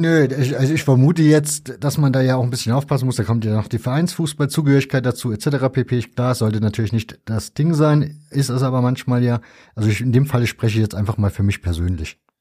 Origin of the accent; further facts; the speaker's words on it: East Germany, Germany; ich bin ja in der DDR zur Schule gegangen, also zumindest den größten Teil meiner Schulzeit habe ich noch in der DDR im Schulunterricht verbracht